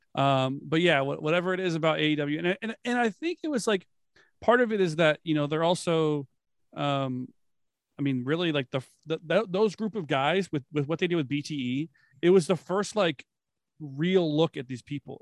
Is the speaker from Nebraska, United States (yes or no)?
no; Florida, United States; I grew up in Florida.